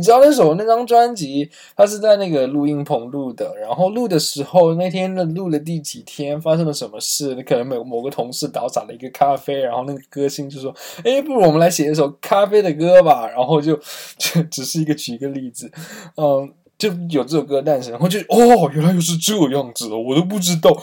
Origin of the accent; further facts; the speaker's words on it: Dongguan, Guangdong, China; 首先我个人来自一个小城市，我，东莞确实是一个非常，非常小的地方